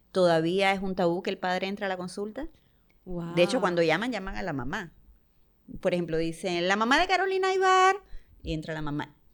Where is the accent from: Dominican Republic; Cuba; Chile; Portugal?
Cuba; yo soy cubana